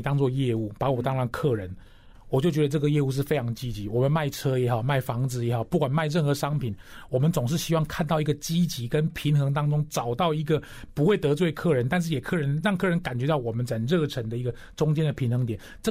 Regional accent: Taichung, Taiwan; 我就说我是台中的子弟，我是逢甲大学毕业，

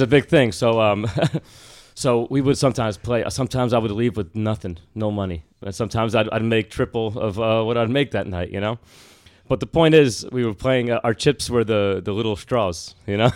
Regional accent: Bergen County, New Jersey, United States; moved away; also born or lived in Washington, D.C.; I'm from Bergen County. in Jersey

